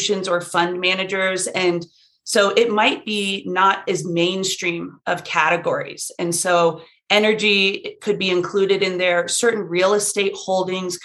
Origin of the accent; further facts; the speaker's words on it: Colorado, United States; also born or lived in Texas; I grew up in Colorado. I spent some time in Texas